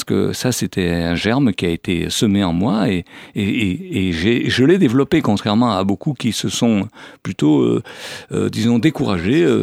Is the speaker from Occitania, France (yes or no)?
no; Savoie, Auvergne-Rhône-Alpes, France; now in Malaga, Spain; Je suis né dans les Alpes en Savoie